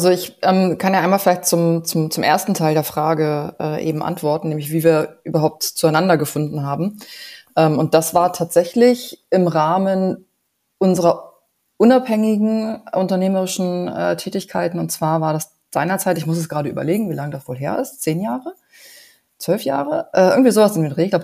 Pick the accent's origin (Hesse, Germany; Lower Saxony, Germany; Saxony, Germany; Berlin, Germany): Berlin, Germany; also born or lived in Bavaria / Munich; now in Bremen, Germany; ich bin in Bayern geboren, ich bin in Berlin groß geworden, ich bin dann nach München gegangen, ich bin jetzt in Bremen.